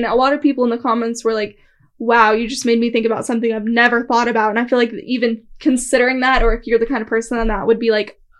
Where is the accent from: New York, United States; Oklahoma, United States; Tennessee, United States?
Oklahoma, United States; we're from Oklahoma